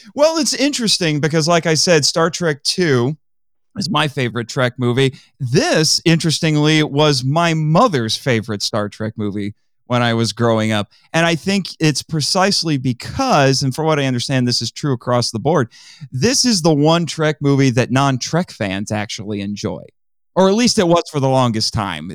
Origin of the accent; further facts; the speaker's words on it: Indiana, United States; I'm from Indiana.